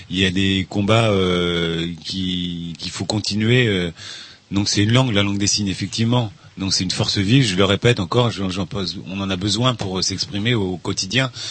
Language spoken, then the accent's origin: French; Brittany, France; Moi, je suis né en Bretagne aussi. Je suis breton.